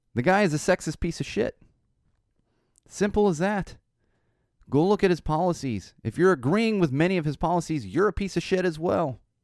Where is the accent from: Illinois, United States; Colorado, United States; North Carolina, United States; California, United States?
California, United States; Poway; growing up in San Diego, uh, Poway specifically